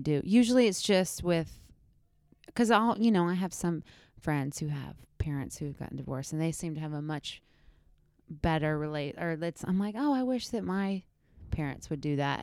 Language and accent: English; Snellville, Georgia, United States; also born or lived in Grayson, Georgia; I grew up in, um, Gwinnett County